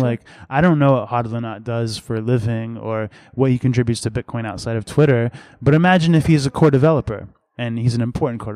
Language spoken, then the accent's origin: English; Massachusetts, United States; also born or lived in Boston; I'm from Massachusetts originally